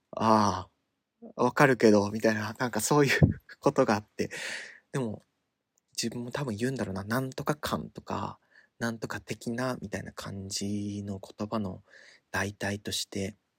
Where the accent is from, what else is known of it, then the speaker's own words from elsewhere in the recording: Tottori, Japan; moved away; 鳥取ので生まれ育ったっていう割には、方言はあんまりない方だという自意識があったんですけど